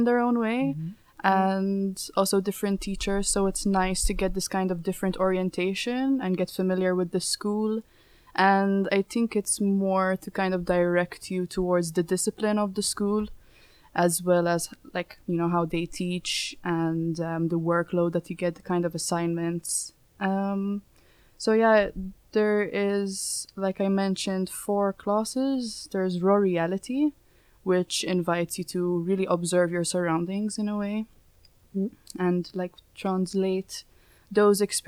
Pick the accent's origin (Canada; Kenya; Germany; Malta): Malta; moved away as an adult; now in The Hague, Netherlands; I'm 22, and I'm Maltese